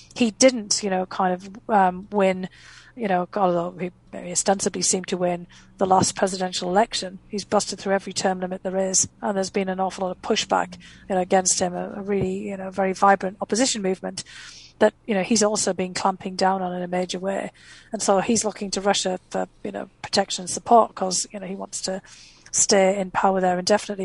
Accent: North East England, United Kingdom; first language English; moved away as an adult; also born or lived in Boston; now in United States; I left, you know, my um, hometown in the northeast of England because there was no opportunity there

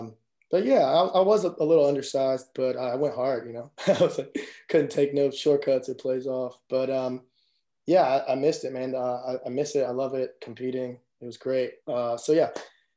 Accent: Chapel Hill, North Carolina, United States; also born or lived in Chicago; I moved here right before first grade to Chapel Hill

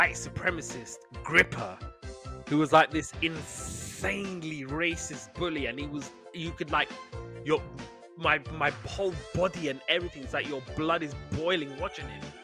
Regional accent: United States; I'm American

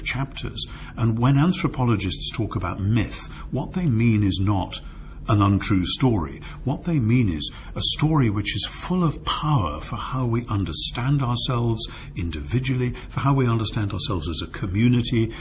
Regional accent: United Kingdom; as a Brit

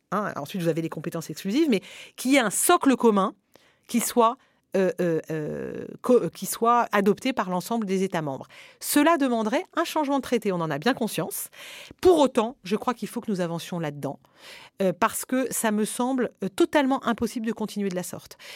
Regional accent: France; en tant que Français

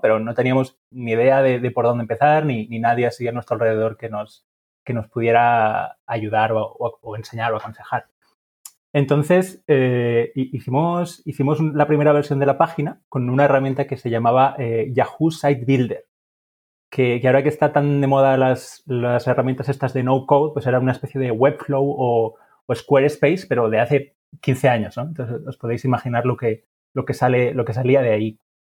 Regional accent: Huesca, Aragon, Spain; yo, soy de Huesca

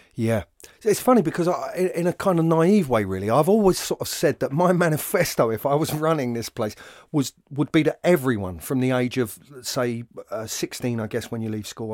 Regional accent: London, United Kingdom; I invariably attach what I do to being a Londoner

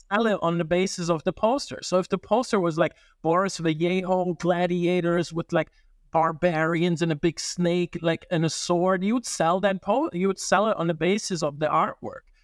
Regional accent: Italy; moved away; also born or lived in Germany / Japan; I grew up in Italy

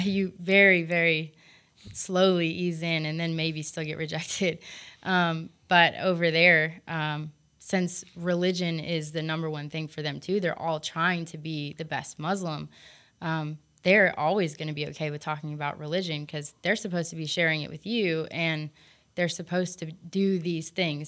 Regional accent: United States; moved away; I was from America

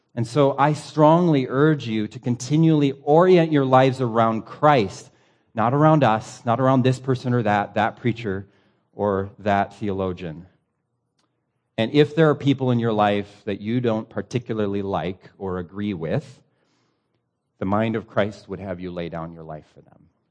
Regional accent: United States; As an American pastor

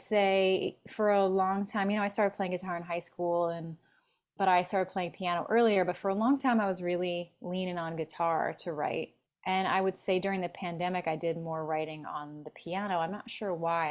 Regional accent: Philadelphia, Pennsylvania, United States; now in Los Angeles, United States; I'm from Philly originally mm-hmm. and and I live in LA.

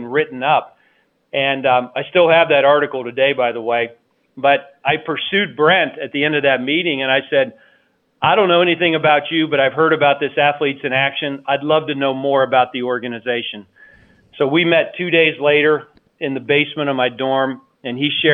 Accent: Carrollton, Ohio, United States; where I grew up in Carrollton, Ohio

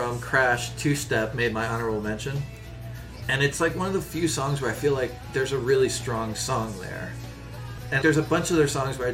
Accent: West Virginia, United States; when we were growing up in West Virginia

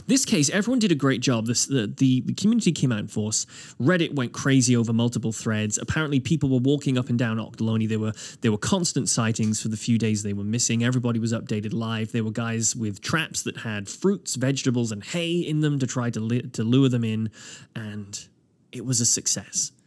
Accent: Wales, United Kingdom; now in Nova Scotia, Canada; I grew up in Wales

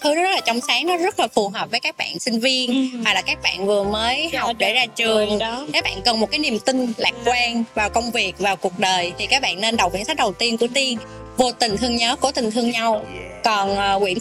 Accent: Southern Vietnam, Vietnam; accent: southern Vietnamese; moved away as an adult; also born or lived in Japan; now in Hanoi, Vietnam; mình nói giọng miền nam rõ ràng

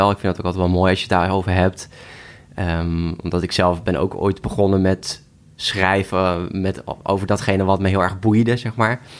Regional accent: Nieuwkoop, South Holland, Netherlands; Ik kom uit Nieuwkoop, dus ik ben omringd door de natuur.

